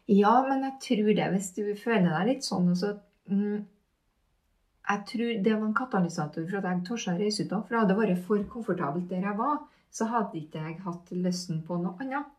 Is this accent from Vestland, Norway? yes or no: no; Hitra, Trøndelag, Norway; Jeg vokste opp på Hitra